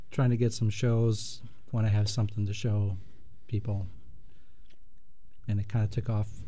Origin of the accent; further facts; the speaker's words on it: Milwaukee, Wisconsin, United States; I grew up here in Milwaukee.